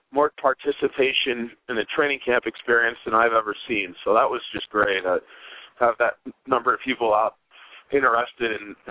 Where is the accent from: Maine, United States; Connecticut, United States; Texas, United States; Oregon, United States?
Connecticut, United States; Hartford; moved away as an adult; now in Boston, United States; but I'm a New England guy. You know, I grew up in outside of Hartford, Connecticut